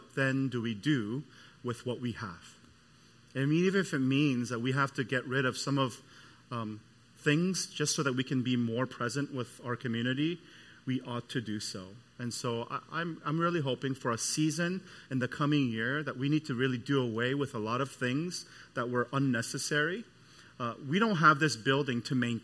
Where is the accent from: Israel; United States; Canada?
Canada; moved away; I'm from Canada